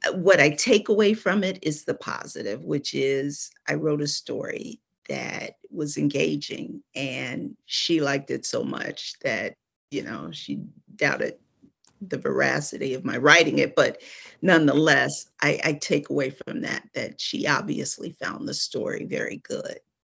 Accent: Cleveland, Ohio, United States; moved away as an adult; now in Atlanta, United States; I'm actually from Cleveland, Ohio

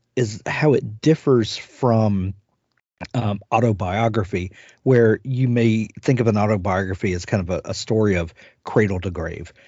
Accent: South Mississippi, United States; I'm from South Mississippi

